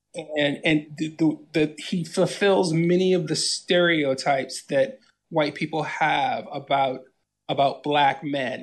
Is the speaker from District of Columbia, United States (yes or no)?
yes; Washington, District of Columbia, United States; Washington, D C, born and raised.